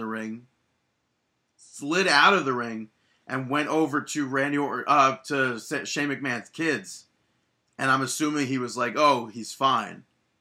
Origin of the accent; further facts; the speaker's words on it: New York, United States; I'm from New York